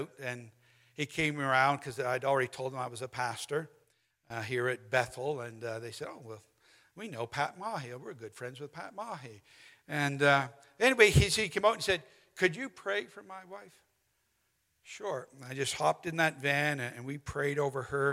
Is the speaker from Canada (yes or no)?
yes; St. Paul, Alberta, Canada; it's a town called St. Paul, about 2 hours northeast of Edmonton